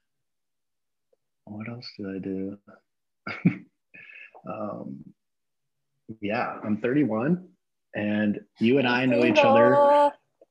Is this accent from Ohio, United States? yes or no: no; Austin, Texas, United States; now in Redding, United States; I am from Austin, Texas, but I am living in Redding, California right now